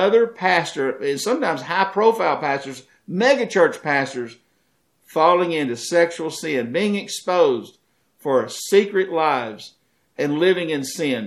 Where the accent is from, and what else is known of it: United States